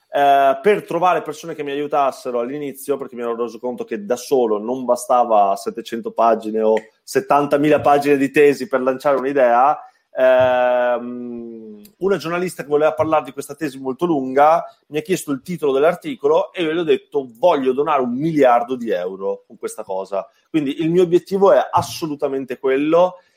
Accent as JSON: {"language": "Italian", "town": "Treviso", "region": "Veneto", "country": "Italy", "accent": "Treviso", "said": "Treviso, come si sente dal mio accento"}